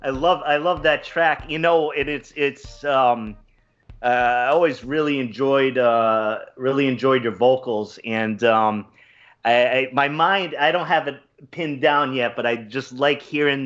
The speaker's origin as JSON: {"language": "English", "town": "Pawtucket", "region": "Rhode Island", "country": "United States", "tie": "born or raised there", "said": "I grew up next door in Pawtucket, Rhode Island"}